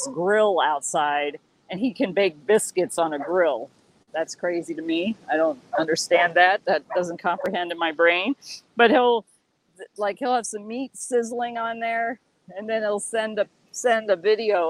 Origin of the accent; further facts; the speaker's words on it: San Antonio, Texas, United States; also born or lived in Austin, Texas; now in California, United States; I grew up in San Antonio and used to go down to the coast a lot